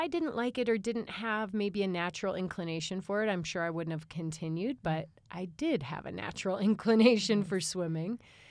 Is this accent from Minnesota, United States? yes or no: no; Chicago, Illinois, United States; I grew up in Chicagoland. That's what we call it when we grow up in the suburbs of Chicago.